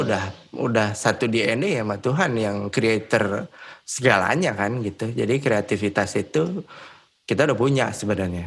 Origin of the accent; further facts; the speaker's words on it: Bogor, West Java, Indonesia; moved away as an adult; also born or lived in Bandung; gue dari Bogor